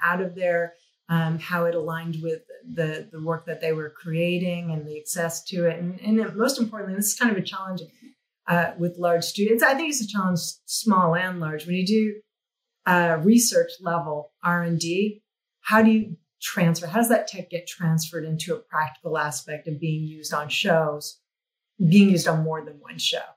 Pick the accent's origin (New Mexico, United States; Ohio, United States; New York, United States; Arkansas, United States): New Mexico, United States; moved away; I came from New Mexico. I studied fine art in New Mexico.